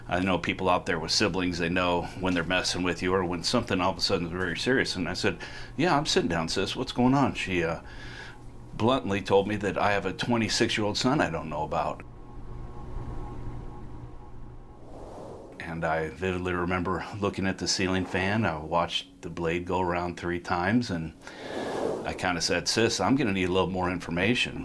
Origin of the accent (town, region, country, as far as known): Council Bluffs, Iowa, United States; born or raised there